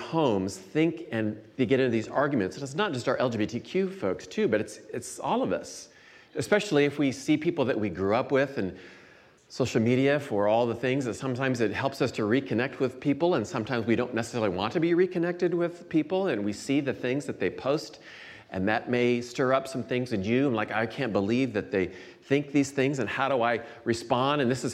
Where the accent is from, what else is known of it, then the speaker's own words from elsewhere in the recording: Iowa, United States; moved away as an adult; now in Chicago area, United States; I grew up in Iowa for the first 24 years or so of my life, and then moved to the Chicago area in 1992